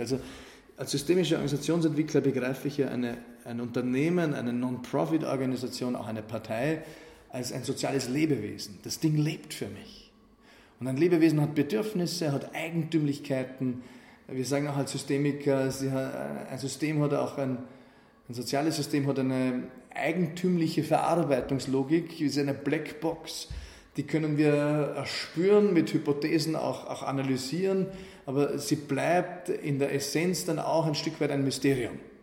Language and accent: German; Wald am Arlberg, Vorarlberg, Austria; moved away as an adult; ich komme aus der Provinz und da, da habe ich halt Dinge erlebt, die waren wild. Ne? Für den Bergbauernbuben aus Waldermalberg